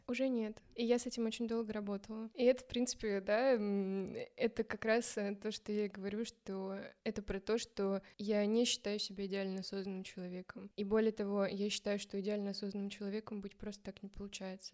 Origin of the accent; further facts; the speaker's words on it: Samara, Samara Oblast, Russia; moved away as an adult; now in Moscow, Russia; я как бы из Самары, я в Самаре была